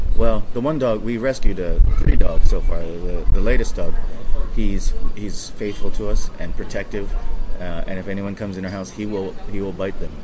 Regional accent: Hawaii, United States; now in Hong Kong; born and raised in Hawaii

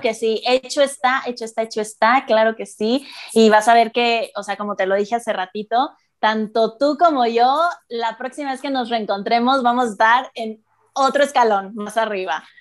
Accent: Mexico City, Mexico; yo soy la única de la Ciudad de México

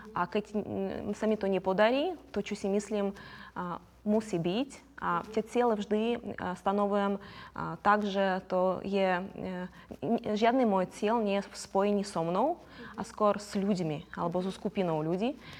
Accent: Crimea, Ukraine; Slovak is a second language; moved away as an adult; now in Slovakia; Ja som z Krymu, som z rodiny

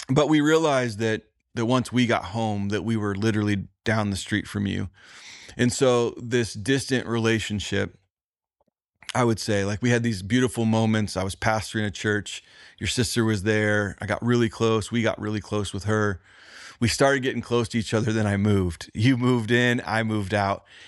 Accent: Indiana, United States; I was from the Midwest

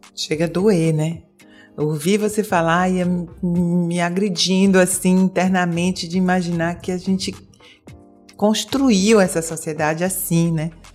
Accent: Bahia, Brazil; now in Portugal; Eu sou da Bahia, estou aqui em Portugal, mas sou da Bahia

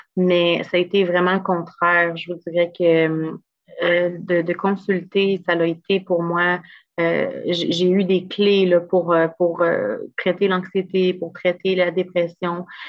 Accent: Gatineau, Quebec, Canada; j'ai grandi à Gatineau, je viens de la région

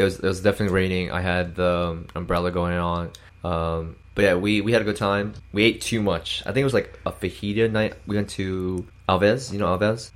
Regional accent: Philadelphia suburbs, Pennsylvania, United States; I live in Philadelphia, and I was raised around the Philadelphia suburbs.

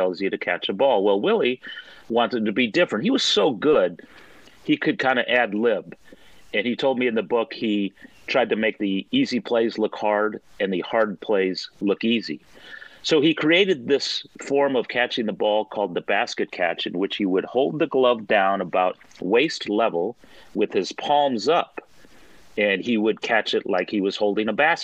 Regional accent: San Francisco Bay Area, California, United States; I grew up in the San Francisco Bay Area

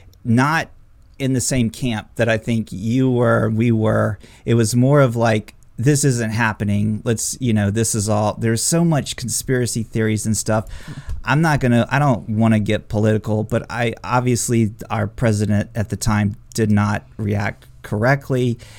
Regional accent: United States; being an American

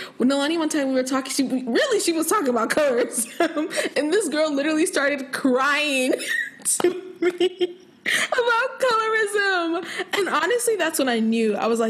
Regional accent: Nigeria; I'm literally Nigerian, like.

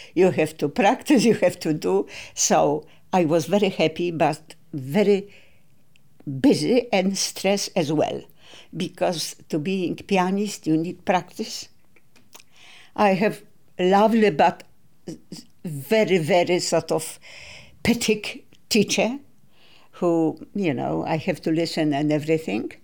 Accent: Katowice, Silesian Voivodeship, Poland; born or raised there; English is a second language; moved away; also born or lived in Kraków

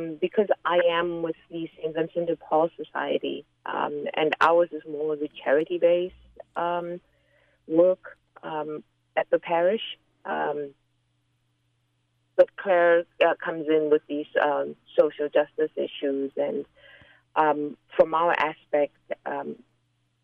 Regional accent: Zimbabwe; moved away; I'm from Zimbabwe

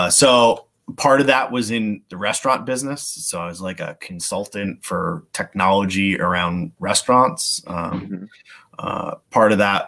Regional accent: Cranston, Rhode Island, United States; now in Warwick, United States; I grew up in Cranston

